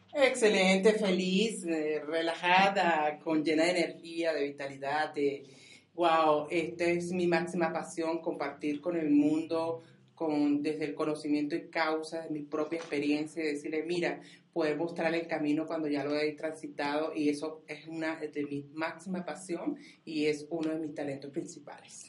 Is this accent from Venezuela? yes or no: yes; Venezuela; yo soy venezolana